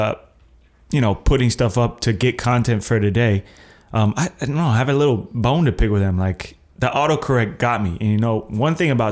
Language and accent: English; Tampa, Florida, United States; I'm from Florida, 813 kid.